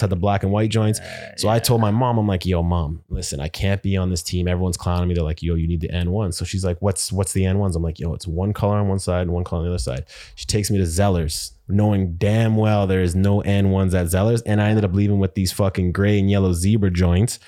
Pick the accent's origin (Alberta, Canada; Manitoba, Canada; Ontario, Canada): Manitoba, Canada; Winnipeg; moved away; I'm from Winnipeg originally